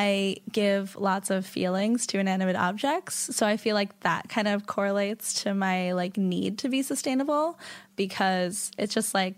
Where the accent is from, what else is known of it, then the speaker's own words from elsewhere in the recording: New York City, New York, United States; I grew up in the East Village, and my parents